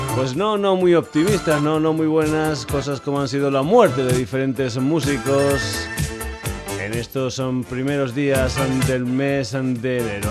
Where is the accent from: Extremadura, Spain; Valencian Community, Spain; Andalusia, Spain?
Extremadura, Spain; en mi tierra, en Extremadura